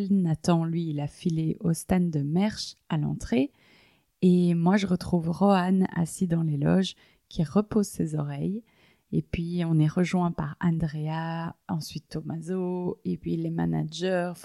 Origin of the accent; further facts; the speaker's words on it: Liège, Wallonia, Belgium; On vient de Bruxelles, mais moi je viens de Liège